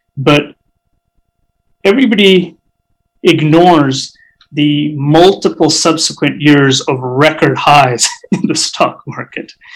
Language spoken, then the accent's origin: English; Canada; also born or lived in Alberta; as a Canadian society